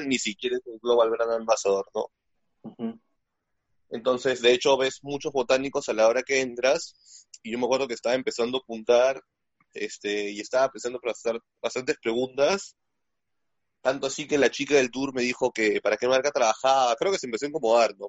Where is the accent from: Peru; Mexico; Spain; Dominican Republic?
Peru; como buen peruano